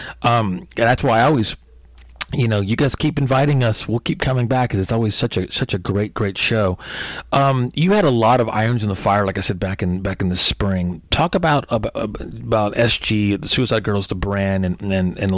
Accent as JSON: {"language": "English", "region": "Texas", "country": "United States", "tie": "born or raised there", "said": "I grew up in Texas"}